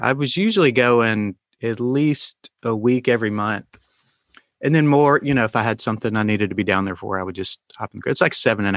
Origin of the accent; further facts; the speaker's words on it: Alabama, United States; also born or lived in Tennessee; I was born in Tennessee, but grew up on a farm in Alabama